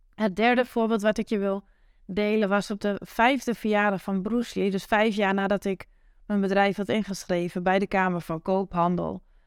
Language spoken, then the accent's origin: Dutch; Twente countryside, Overijssel, Netherlands; accent: Twents; waar ik vandaan kom, uh, het Twentse platteland. Dat hoor je vast wel in mijn accent